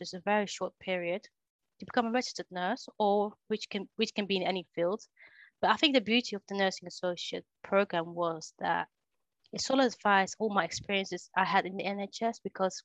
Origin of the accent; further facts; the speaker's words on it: Netherlands; now in England; So my first job in England, because I grew up in Holland